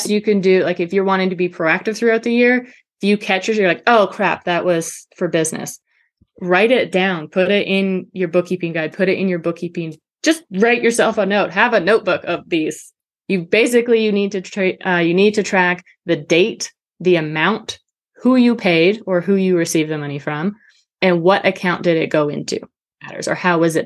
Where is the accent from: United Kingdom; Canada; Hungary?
Canada; now in Georgia, United States; I'm Canadian